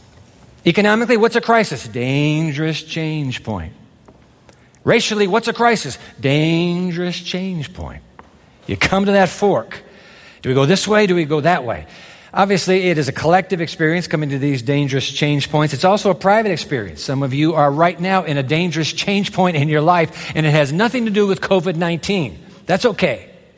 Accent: Japan; I grew up in Japan, and the Japanese use the 10,000 Chinese characters

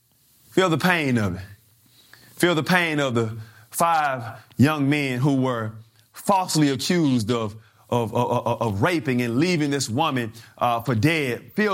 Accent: Mobile, Alabama, United States; I grew up in Mobile, Alabama, down south, and my grandparents had 14 children.

